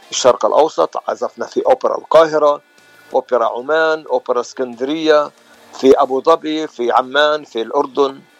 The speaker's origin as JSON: {"language": "Arabic", "town": "Nazareth", "region": "Northern District", "country": "Israel", "moved": "yes", "lives_now": "United States", "said": "آه صار لي بالاغتراب زي ما أنت تفضلت 40 سنة وانا من الناصره من فلسطين"}